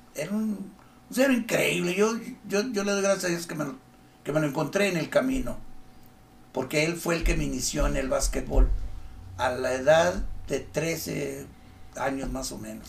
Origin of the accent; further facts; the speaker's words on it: Torreón, Coahuila, Mexico; also born or lived in Acapulco, Guerrero / Río Bravo / Mexico City; Yo llegué el 18 de marzo a cuarto de primaria. Nací, viví un tiempo muy corto en Acapulco y de ahí nos llevaron a México porque cambiaron a mi papá y empezó el peregrinar de ahí, venimos aquí, y mi papá dijo, aquí vamos a quedarnos. Este es el lugar que para mí es el ideal, el ambiente, la gente. El clima nos gustó, que, siempre fue muy extremoso como siempre, pero todos nos aclimatamos